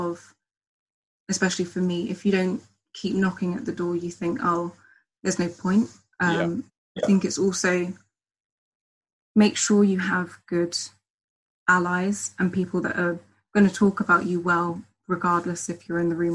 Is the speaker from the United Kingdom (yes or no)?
yes; Hertfordshire, East of England, United Kingdom; also born or lived in St. Vincent / Barbados / Jamaica; now in London, United Kingdom; I'm originally from Hertfordshire